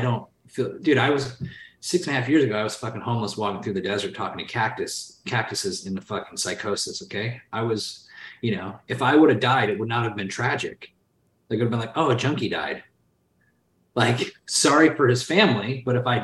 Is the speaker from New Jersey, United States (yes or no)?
no; Sherrill, New York, United States; moved away as an adult; now in California, United States; I grew up in outside of Syracuse, New York, in a small 3,000 person town called Sherrill, New York, small city in New York State